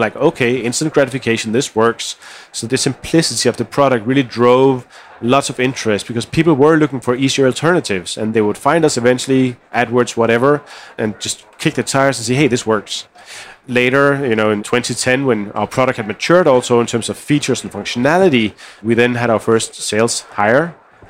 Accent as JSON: {"language": "English", "country": "Denmark", "said": "we come from Denmark where design aesthetics is a big part of how we think about things"}